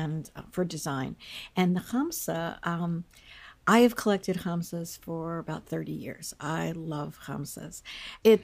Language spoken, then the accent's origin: English; Takoma Park, Maryland, United States; I was born in Tacoma Park, and shortly my parents grew up around here. My father grew up a couple blocks away.